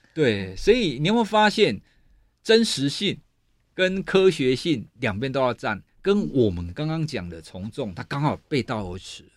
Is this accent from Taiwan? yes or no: yes; southern Taiwan, Taiwan; 我是学心理学的人，我是南部人